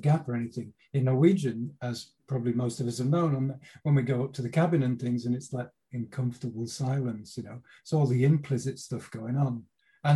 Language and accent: English; England, United Kingdom; moved away as an adult; now in Norway; as a Brit